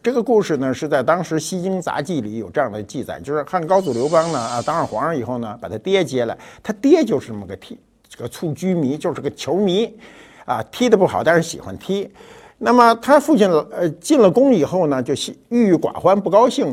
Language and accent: Chinese; China; 我们中国人